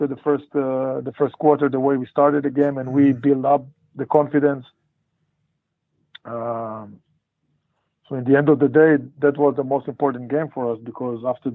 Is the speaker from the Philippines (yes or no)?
no; Lehavot HaBashan, Northern District, Israel; also born or lived in Poriya; I'm from Kibbutz Le'avot HaBashan. It's right on the border with, in the north, right close to the border with Lebanon and Syria. Born and grew up there.